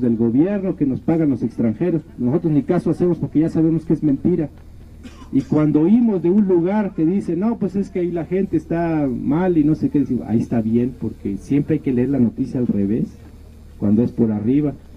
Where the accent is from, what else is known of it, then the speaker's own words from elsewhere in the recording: Chiapas, Mexico; nosotros somos indígenas de Chiapas, todos, la mayoría.